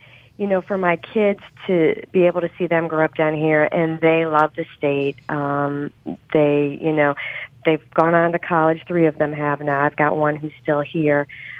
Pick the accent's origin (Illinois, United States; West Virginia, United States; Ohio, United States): Ohio, United States; Eastlake; also born or lived in New Orleans; now in Thibodaux, United States; I actually grew up in Cleveland, right outside Cleveland, Ohio, in a small little town called Eastlake, lived right on Lake Erie.